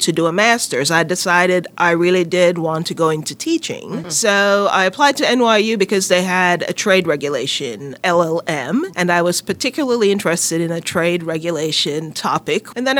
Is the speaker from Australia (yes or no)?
no; Jamaica; moved away as an adult; now in United States; I'm Jamaican, grew up in Jamaica, went to university in Jamaica, as we call it, you call it college, before coming to the U.S.